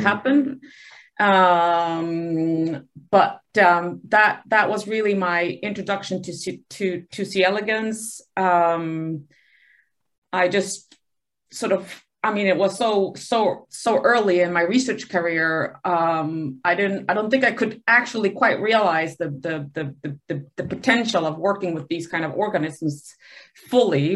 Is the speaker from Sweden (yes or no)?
yes; Sweden; moved away; also born or lived in Buenos Aires, Argentina; So I grew up um, in Sweden um, and um, went to university there at the Uppsala University